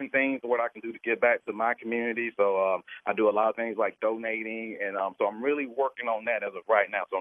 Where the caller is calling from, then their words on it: Atlanta, Georgia, United States; I'm in Atlanta, Georgia.